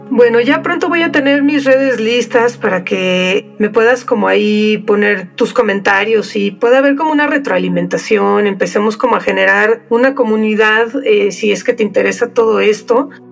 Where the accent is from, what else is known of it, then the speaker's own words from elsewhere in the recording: Mexico; soy mexicana, entonces yo sí me he preguntado muchísimas veces a lo largo de mi vida por qué decidí nacer en México